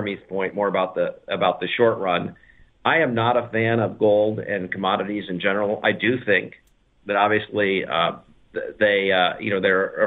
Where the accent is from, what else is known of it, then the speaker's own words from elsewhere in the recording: United States; being an American